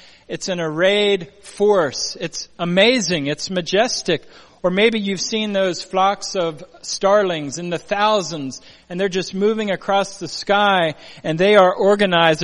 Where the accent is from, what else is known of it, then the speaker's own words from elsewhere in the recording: Pennsylvania, United States; now in Puget Sound, Washington, United States; I'm from Pennsylvania originally, and we had thunder boomers, they called them